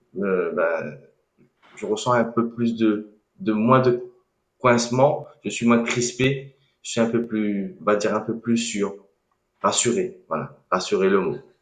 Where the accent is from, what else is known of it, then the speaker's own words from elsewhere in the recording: Réunion; je suis né à La Réunion